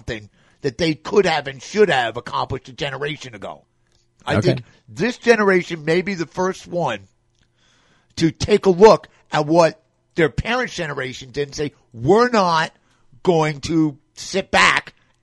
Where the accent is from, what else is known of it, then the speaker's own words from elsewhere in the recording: New York, United States; I'm from New York